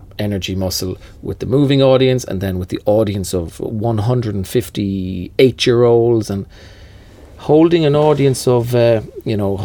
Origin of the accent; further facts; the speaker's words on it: Cork, Munster, Ireland; moved away; also born or lived in Dublin; I moved to Dublin from Cork for that reason, to join a fellow Cork man